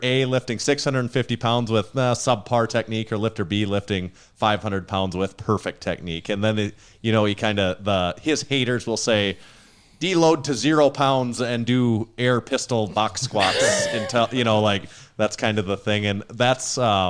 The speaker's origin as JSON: {"language": "English", "region": "South Dakota", "country": "United States", "said": "There's still one up in our we're from Western, Northeast, South Dakota. We still have one up in our town right now."}